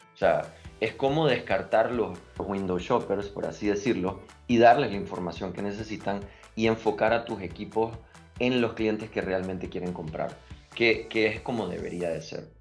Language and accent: Spanish; Panama; also born or lived in Nicaragua; Yo soy nicaragüense, crecí en Panamá